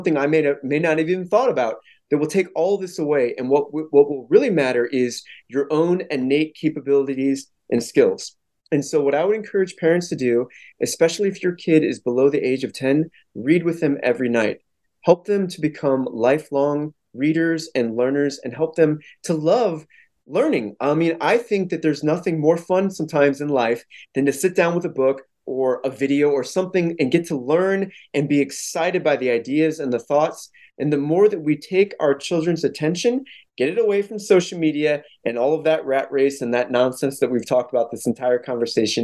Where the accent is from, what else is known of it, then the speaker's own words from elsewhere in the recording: St. Louis, Missouri, United States; where I come from St. Louis